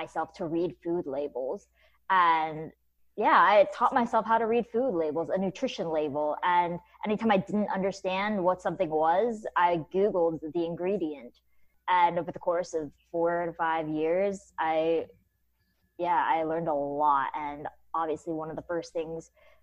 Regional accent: Kennesaw, Georgia, United States; moved away as an adult; also born or lived in New York City; I grew up in Kennesaw, Georgia

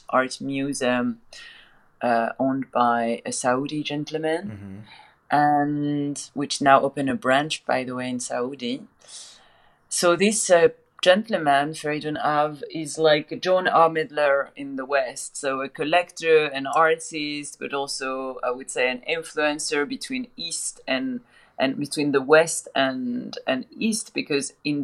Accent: Paris, Île-de-France, France; moved away as an adult; I'm born and grew up in Paris.

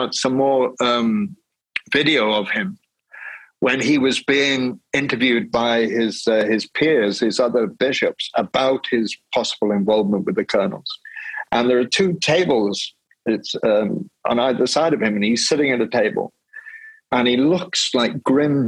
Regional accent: Wales, United Kingdom; I grew up in the Presbyterian church in Wales

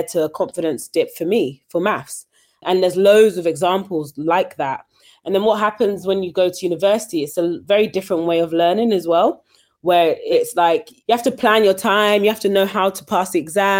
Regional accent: London, United Kingdom; I grew up in East London, you know, a very diverse area, went to a local state school

